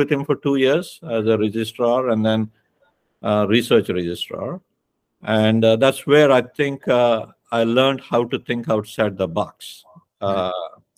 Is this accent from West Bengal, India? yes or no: no; Godavari Basin, Andhra Pradesh, India; moved away as an adult; also born or lived in Chandigarh, India / Delhi, India; now in United States; I was born in India, South India, in the fertile districts of Godavari Basin on the East Coast.